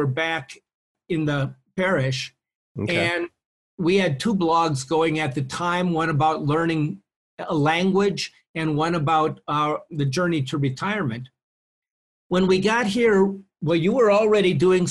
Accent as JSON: {"language": "English", "town": "Maplewood", "region": "Minnesota", "country": "United States", "tie": "born or raised there", "also_born_or_lived": "Iowa", "moved": "as an adult", "lives_now": "Mexico", "said": "I grew up in Minnesota."}